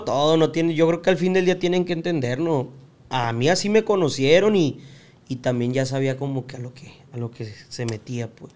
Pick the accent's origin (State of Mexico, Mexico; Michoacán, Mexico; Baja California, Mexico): Baja California, Mexico; Tijuana; also born or lived in United States; nuestra infancia fue en Tijuana